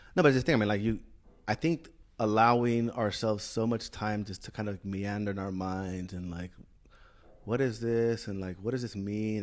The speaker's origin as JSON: {"language": "English", "country": "Chile", "tie": "born or raised there", "also_born_or_lived": "Bay Area, California, United States", "moved": "as an adult", "said": "I grew up in Chile"}